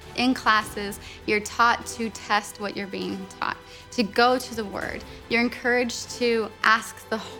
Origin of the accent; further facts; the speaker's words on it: Texas, United States; I'm from Texas, and I'm a senior here at Summit.